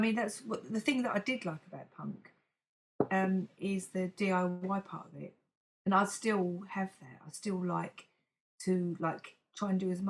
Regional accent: East Ham, London, United Kingdom; London, East Ham.

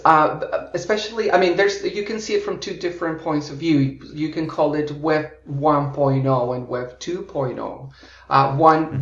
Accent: Florida, United States; moved away as an adult; also born or lived in Colombia; I was born in Colombia, in South America, and oh, grew wow. up in uh, the US and Florida and have mm-hmm. lived uh, more than half my life abroad uh, in eight different countries

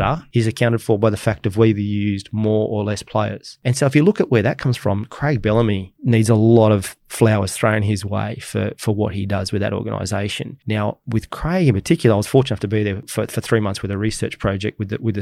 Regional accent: Australia

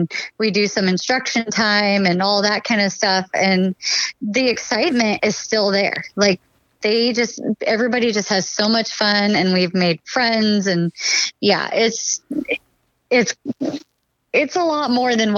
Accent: Washington, United States; now in Oregon, United States; originally I grew up in Washington where you could buy your license and your tag at any point during the season

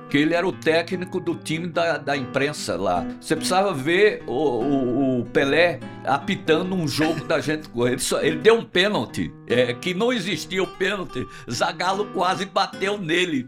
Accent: foot of the Serra do Araripe, sertão of Ceará, Brazil; accent: nordestino; eu sou nordestino, do sertão do Ceará. Nasci no pé da Serra do Araripe, vivo no Nordeste, não vou sair nunca do Nordeste

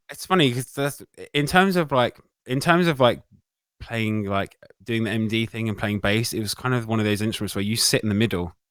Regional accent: United Kingdom; being British

